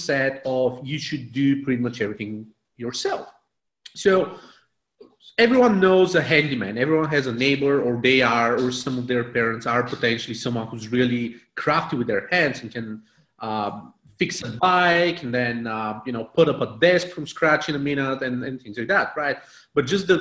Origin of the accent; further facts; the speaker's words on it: Bulgaria; I was born in Bulgaria back in the late communist days.